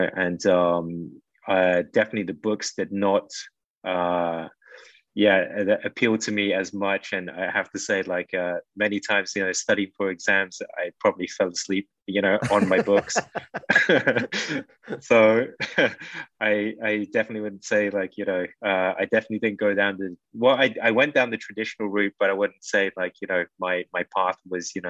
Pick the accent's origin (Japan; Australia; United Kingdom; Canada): United Kingdom; London; moved away as an adult; now in Philippines; growing up in the UK